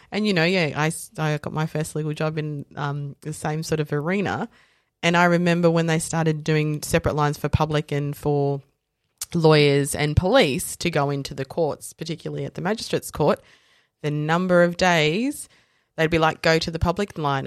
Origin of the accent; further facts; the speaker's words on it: Dandenong, Victoria, Australia; also born or lived in South Africa / Japan; I grew up in Dandenong and Fountain Gate and Willis Hill